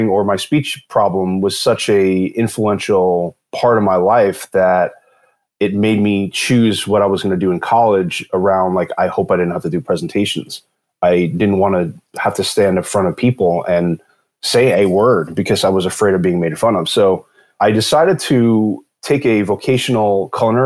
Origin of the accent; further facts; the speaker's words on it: New York City, New York, United States; moved away as an adult; now in Southern California, United States; I was born and raised in Brooklyn, New York, multi-generation Brooklyn, New York City family